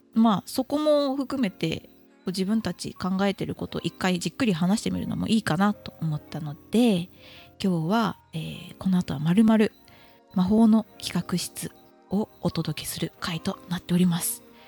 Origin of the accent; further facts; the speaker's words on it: Okayama, Japan; moved away; 地元の岡山県で個展をさせていただいて